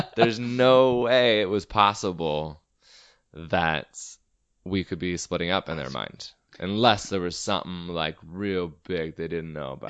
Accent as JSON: {"language": "English", "town": "Everett", "region": "Washington", "country": "United States", "tie": "born or raised there", "said": "Everett, my hometown"}